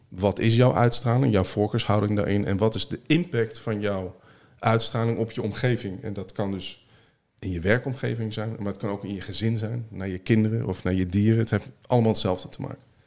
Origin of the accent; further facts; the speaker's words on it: Netherlands; Nederland geboren, Nederland opgegroeid.